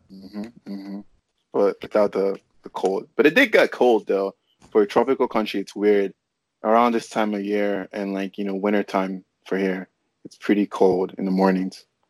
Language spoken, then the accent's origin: English; Nigeria; also born or lived in North Carolina; now in California, United States; I grew up in Nigeria